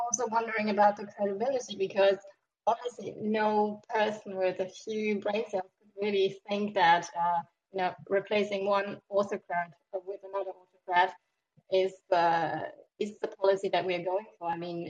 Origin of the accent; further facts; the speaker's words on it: Germany; also born or lived in Morocco; now in France; Hi. I'm from Germany and also from Morocco, living in France.